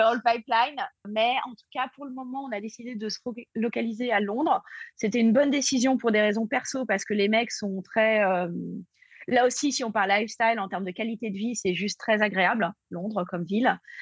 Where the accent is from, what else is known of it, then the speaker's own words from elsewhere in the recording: Paris, Île-de-France, France; moved away as an adult; also born or lived in New York; je suis française obviously, comme on dit. Mm. voilà, euh, donc je suis parisienne